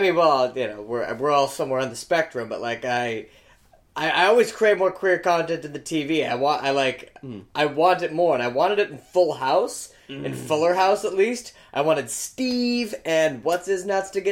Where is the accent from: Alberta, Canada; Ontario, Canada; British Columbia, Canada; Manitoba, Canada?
Alberta, Canada; Calgary; I'm from Calgary